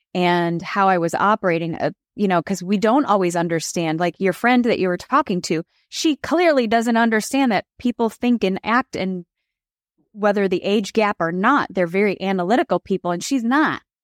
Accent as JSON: {"language": "English", "town": "Chicago", "region": "Illinois", "country": "United States", "tie": "born or raised there", "said": "I grew up in Chicago in the Michael Jordan era"}